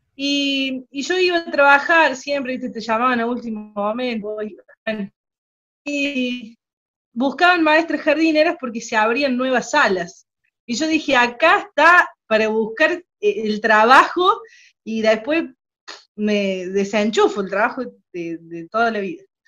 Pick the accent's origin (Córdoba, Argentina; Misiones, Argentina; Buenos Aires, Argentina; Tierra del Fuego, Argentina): Córdoba, Argentina; accent: cordobés; also born or lived in General Cabrera, Córdoba; Soy de la, de Argentina, provincia de Córdoba, que está en el medio de Argentina.